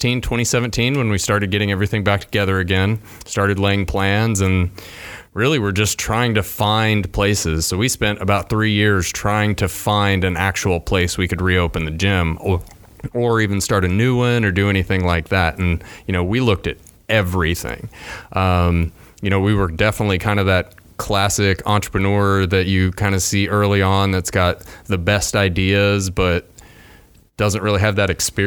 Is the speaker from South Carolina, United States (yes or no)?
no; Amarillo, Texas, United States; moved away; I was 15 years old growing up in Texas. And where at in Texas? Amarillo